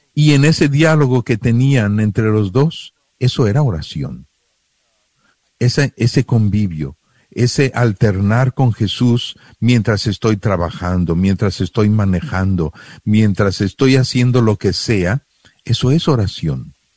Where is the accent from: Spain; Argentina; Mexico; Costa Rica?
Mexico; moved away; yo soy mexicano, yo vengo con toda mi cultura mexicana